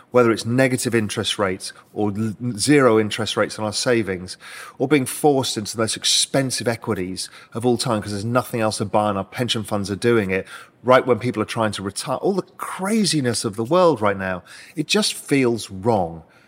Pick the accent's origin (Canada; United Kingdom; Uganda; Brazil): United Kingdom; moved away as an adult; now in Cayman Islands; as a Brit, I'm able to do that and become a resident here